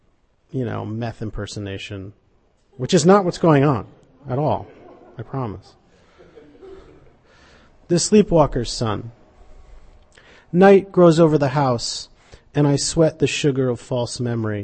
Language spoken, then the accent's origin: English; Fairbanks, Alaska, United States; moved away; I grew up in Alaska, in Fairbanks, Alaska